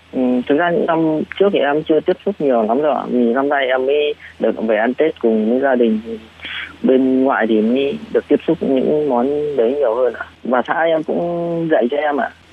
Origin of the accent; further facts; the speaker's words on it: Vietnam; moved away as an adult; now in Taiwan; người Việt Nam mình ăn Tết thì nó vui hơn